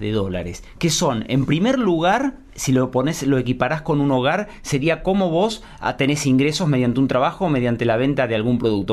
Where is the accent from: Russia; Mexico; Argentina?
Argentina